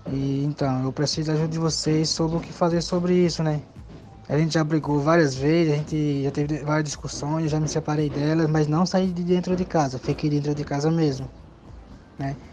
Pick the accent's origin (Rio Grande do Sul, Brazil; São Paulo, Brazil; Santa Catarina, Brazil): Santa Catarina, Brazil; Blumenau; Sou de Blumenau, Santa Catarina.